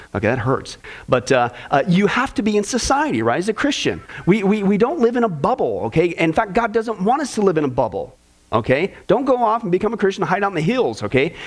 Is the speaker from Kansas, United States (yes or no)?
yes; Kansas, United States; growing up in Kansas